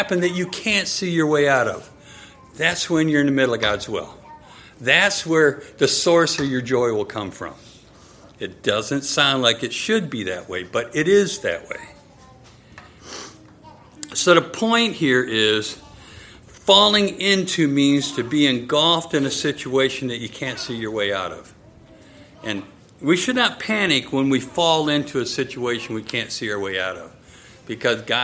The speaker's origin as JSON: {"language": "English", "region": "Michigan", "country": "United States", "tie": "born or raised there", "said": "When Nanette and I were growing up in Michigan, at my house, we had these enormous oak trees"}